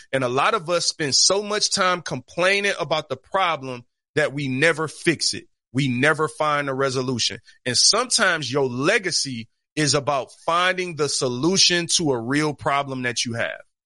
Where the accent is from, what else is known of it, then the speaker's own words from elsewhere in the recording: Detroit, Michigan, United States; I'm from Detroit or I'm from the East Side